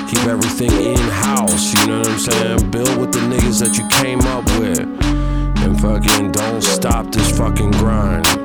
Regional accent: California, United States; I'm straight from Cali and shit.

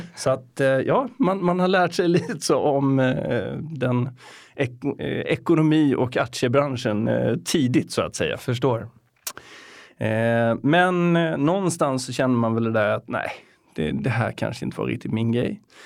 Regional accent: Getinge, Halland County, Sweden; moved away as an adult; now in Stockholm, Sweden; jag är uppväxt i ett litet samhälle som heter Getinge

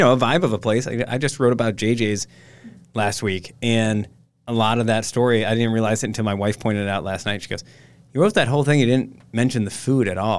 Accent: Egg Harbor, Wisconsin, United States; I grew up in Egg Harbor

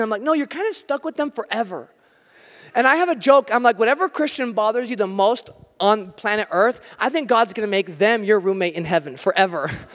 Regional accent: United States; I'm American

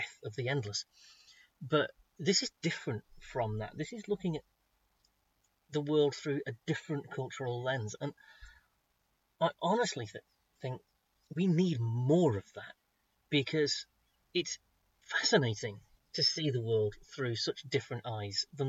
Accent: United Kingdom; I'm so British with my pronunciations

